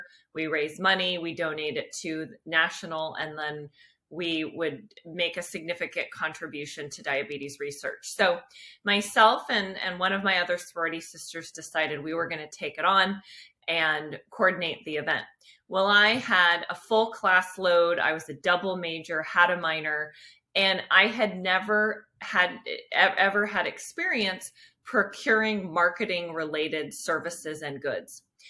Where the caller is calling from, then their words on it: California, United States; I'm joining from the San Francisco Bay Area. So, beautiful, warm, sunny weather today.